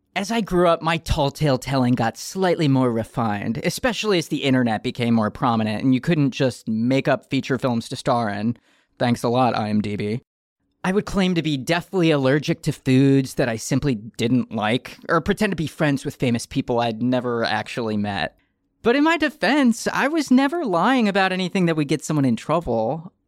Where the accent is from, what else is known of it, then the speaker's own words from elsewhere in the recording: Detroit, Michigan, United States; As the youngest child of three growing up in Detroit, Michigan in the 1990s